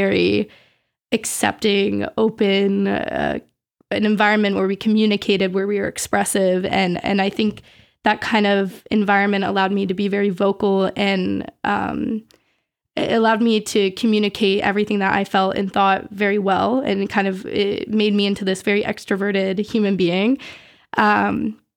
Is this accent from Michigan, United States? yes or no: no; Exeter, New Hampshire, United States; I was born and raised in Exeter.